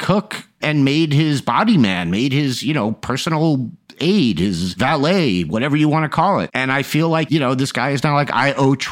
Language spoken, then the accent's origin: English; Long Island, New York, United States; I'm just a middle class kid from Long Island